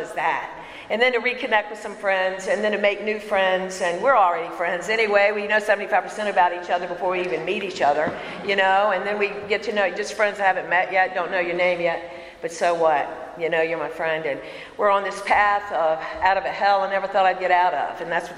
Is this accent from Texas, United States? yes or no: no; Bon Air, Virginia, United States; I am from Richmond, Virginia. I'm actually in a county called Chesterfield. I grew up in a Bon Air